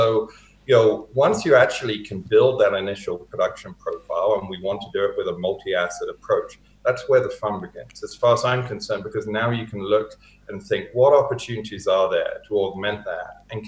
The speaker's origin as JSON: {"language": "English", "region": "East of England", "country": "United Kingdom", "tie": "born or raised there", "accent": "Hertfordshire", "moved": "as an adult", "lives_now": "Canada", "said": "I've had almost half my life in Canada, having been born and raised in the UK. So I moved over here in 1997."}